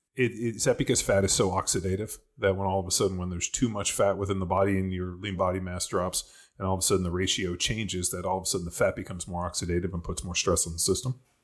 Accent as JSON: {"language": "English", "town": "Torrance", "region": "California", "country": "United States", "tie": "born or raised there", "also_born_or_lived": "Berkeley / Orange County", "said": "I grew up in Torrance Palos Verdes."}